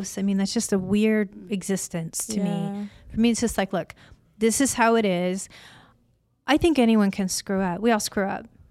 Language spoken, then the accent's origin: English; Illinois, United States; now in California, United States; I was raised in Illinois